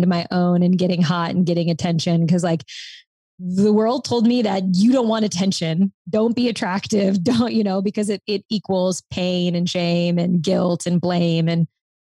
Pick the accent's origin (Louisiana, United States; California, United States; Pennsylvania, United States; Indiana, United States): Louisiana, United States; South; I'm from South Louisiana. And in my parish, the Orange Festival is the longest standing festival pageant